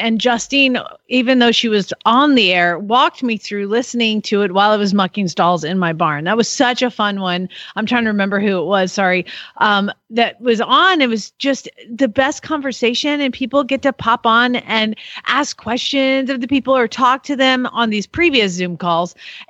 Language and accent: English; the South, United States; I'm from the South